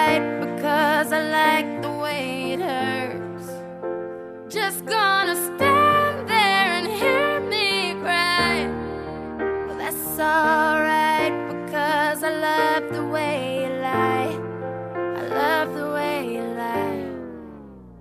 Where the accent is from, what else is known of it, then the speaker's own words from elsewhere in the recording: Australia; now in Dubai, United Arab Emirates; Growing up in Australia